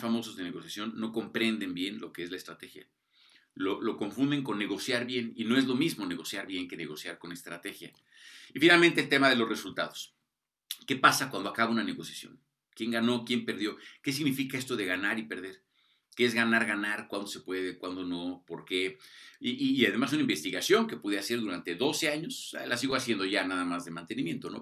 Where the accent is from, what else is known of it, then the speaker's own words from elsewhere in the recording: Mexico; cómo somos los mexicanos, los latinoamericanos, ¿no? pero particularmente los mexicanos